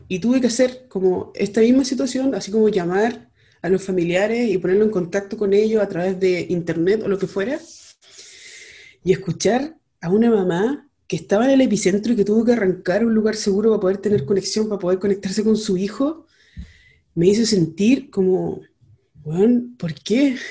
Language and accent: Spanish; Chile; somos chilenos, que, somos latinos